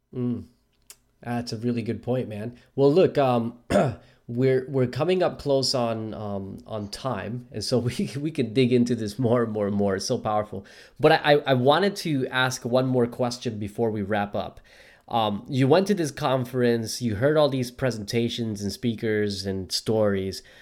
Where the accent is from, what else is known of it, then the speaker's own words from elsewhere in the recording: Newark, New Jersey, United States; now in Australia; I grew up in Newark, New Jersey, just 20 minutes south of Manhattan